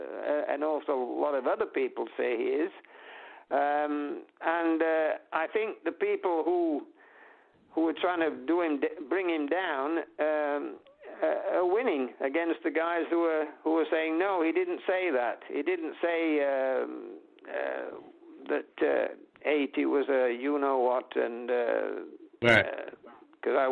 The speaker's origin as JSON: {"language": "English", "country": "United Kingdom", "said": "we're British"}